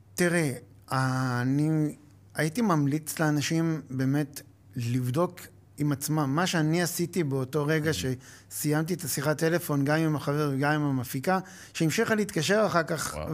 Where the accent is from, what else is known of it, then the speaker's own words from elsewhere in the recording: Acre, Northern District, Israel; למדתי בעכו, גדלתי בעכו